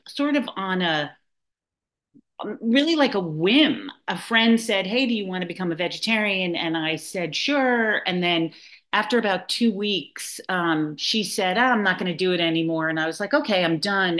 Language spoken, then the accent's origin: English; New York City, New York, United States; now in Nahant, United States; I am a born and bred New Yorker. I grew up in Manhattan, and um, I now live in Nahant, Massachusetts